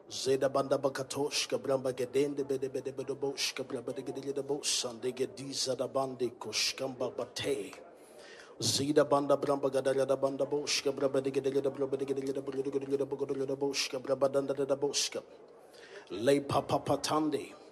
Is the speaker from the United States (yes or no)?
no; Kano, Kano State, Nigeria; And I came from Kano, Kano Bushman.